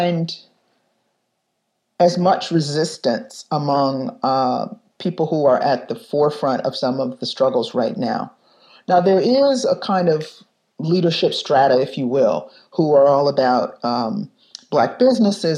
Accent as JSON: {"language": "English", "town": "Detroit", "region": "Michigan", "country": "United States", "tie": "born or raised there", "moved": "yes", "lives_now": "Chicago, United States", "said": "I was growing up in Detroit in 1967 when the rebellion happened there. And I was 10 years old"}